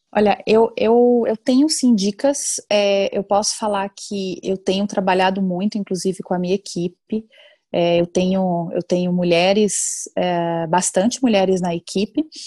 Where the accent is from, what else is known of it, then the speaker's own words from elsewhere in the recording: Salvador, Bahia, Brazil; moved away as an adult; also born or lived in Germany; eu sou baiana, né, nascida em Salvador, Bahia